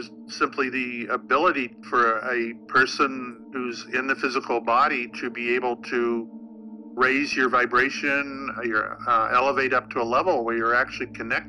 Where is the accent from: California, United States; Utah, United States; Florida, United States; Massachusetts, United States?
Massachusetts, United States; Salem; I'm from Salem, Massachusetts, is where I was a police officer.